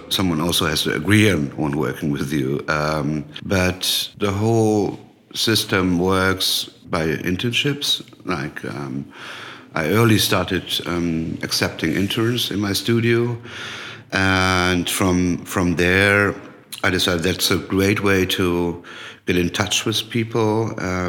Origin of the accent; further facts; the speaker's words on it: Frankfurt area, Hesse, Germany; moved away as an adult; also born or lived in Hanau; now in Berlin, Germany; I was born in Hanau. That's a small city next to Frankfurt. But I grew up in a smaller village where my father built a house. So I grew up most of the time, or I lived most of the time in my life in Frankfurt.